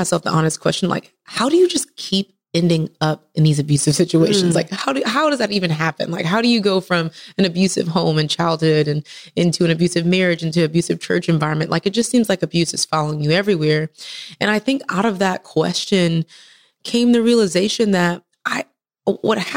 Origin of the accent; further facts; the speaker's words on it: Texas, United States; moved away as an adult; now in Atlanta, United States; originally from Texas, best state in the world